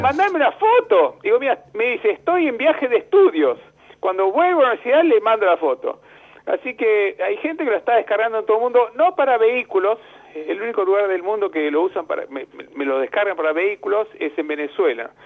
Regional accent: Banfield, Buenos Aires Province, Argentina; moved away; also born or lived in United States; yo nací en Estados Unidos, a los cinco años eh, vine a Argentina y de los cinco hasta que me recibí ingeniero, 25, 20 años viviendo ahí en Banfield

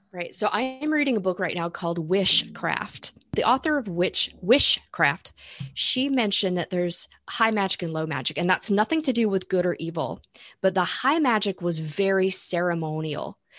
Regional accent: Florida, United States; I grew up in Florida

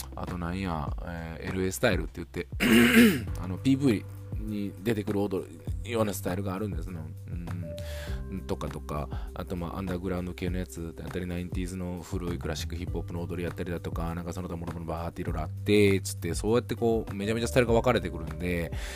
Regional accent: Niigata, Japan; 僕地元新潟なんですが

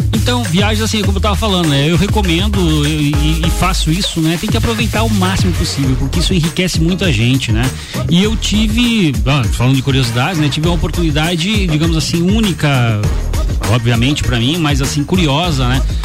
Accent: Lages, Santa Catarina, Brazil; also born or lived in Rio Rufino; eu, Lajano, nato praticamente, porque eu nasci no Rio

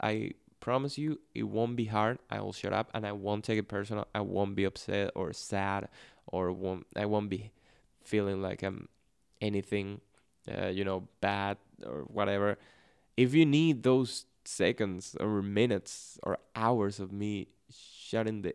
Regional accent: Venezuela; first language Spanish; English is a second language; Spanish, especially in Venezuela, is spoken at a very fast pace. So that's my natural speed.

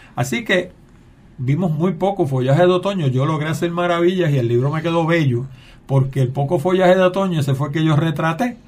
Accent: Puerto Rico; Yo, pues de Puerto Rico

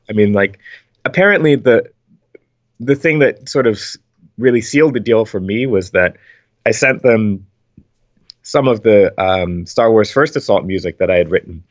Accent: Philadelphia, Pennsylvania, United States; I grew up in Philadelphia

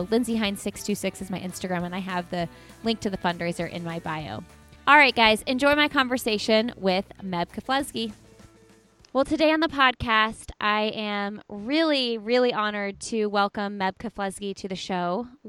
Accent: Bloomington, Indiana, United States; now in Indianapolis, United States; So I live in Indy. My sister lives in Fishers, and I'm from Bloomington.

